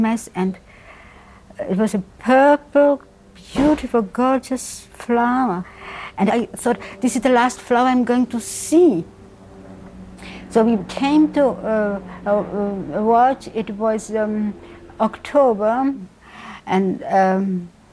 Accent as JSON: {"language": "English", "region": "Prague", "country": "Czechia", "tie": "born or raised there", "moved": "yes", "lives_now": "Boston, United States", "said": "I was born in Prague"}